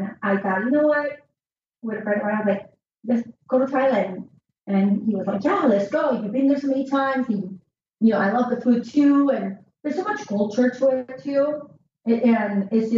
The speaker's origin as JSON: {"language": "English", "country": "Peru", "moved": "yes", "said": "when I go back to Peru"}